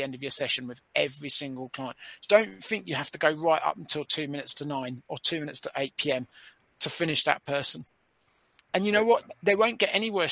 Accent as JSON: {"language": "English", "country": "United Kingdom", "said": "as a Brit"}